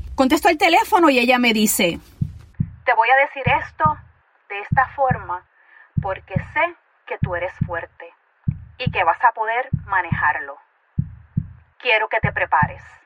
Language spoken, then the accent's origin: Spanish; Ponce, Puerto Rico; yo soy boricua